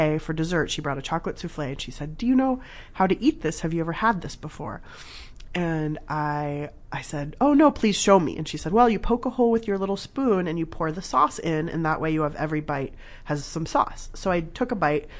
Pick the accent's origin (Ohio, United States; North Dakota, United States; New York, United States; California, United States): California, United States; Southern; also born or lived in Berkeley, California; I grew up in Southern California. My parents are from Iran.